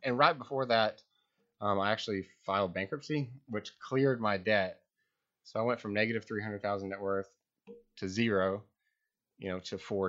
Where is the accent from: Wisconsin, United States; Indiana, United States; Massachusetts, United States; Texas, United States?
Texas, United States; Lubbock; Lubbock, Texas.